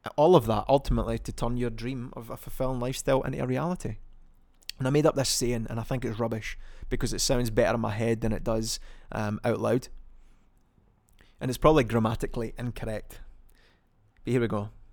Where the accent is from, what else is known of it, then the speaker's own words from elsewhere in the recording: Scotland, United Kingdom; I'm also from Scotland